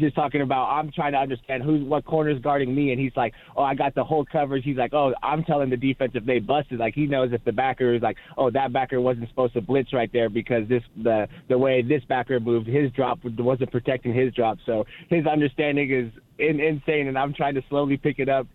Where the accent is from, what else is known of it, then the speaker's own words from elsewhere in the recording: Provo area, Utah, United States; moved away as an adult; also born or lived in Las Vegas, Nevada; now in Los Angeles, United States; I was born in Las Vegas, but went to high school right next to Provo. So grew up in BYU's backyard